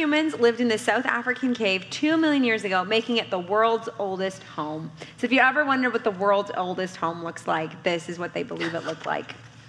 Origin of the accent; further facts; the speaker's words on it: Canada; in Alberta, Canada, my home country